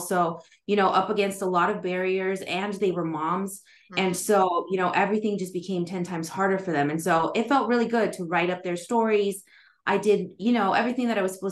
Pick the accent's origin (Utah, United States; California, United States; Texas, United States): California, United States; Southern; I am calling in from Southern California in the United States, right where I grew up, actually